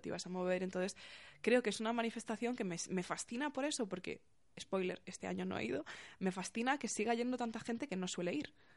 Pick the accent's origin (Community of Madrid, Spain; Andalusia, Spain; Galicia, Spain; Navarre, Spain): Galicia, Spain; now in Getafe, Spain; la gente de mi instituto, de mi pueblo de Galicia minúsculo